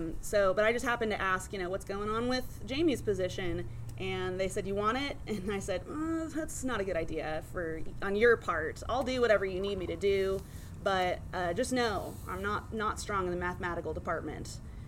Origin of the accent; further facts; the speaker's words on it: Mesa, Arizona, United States; moved away; I'm originally from Arizona.